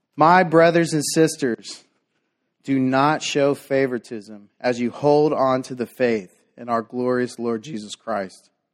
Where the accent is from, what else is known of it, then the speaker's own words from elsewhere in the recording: Dallas, Texas, United States; growing up in South Dallas